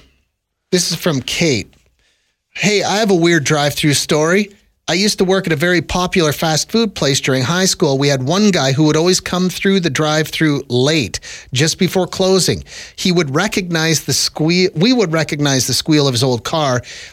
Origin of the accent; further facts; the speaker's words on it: Ontario, Canada; I grew up in Southern Ontario.